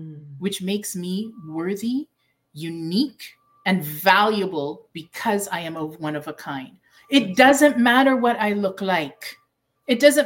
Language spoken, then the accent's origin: English; Canada; I am Canadian